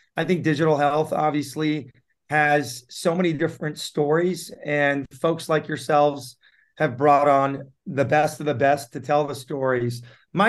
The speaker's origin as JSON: {"language": "English", "town": "San Diego", "region": "California", "country": "United States", "tie": "born or raised there", "also_born_or_lived": "Tehran, Iran", "second_language": "English", "said": "I was lucky enough to be brought up and raised in San Diego in the 90s. I moved actually to San Diego in the mid 80s"}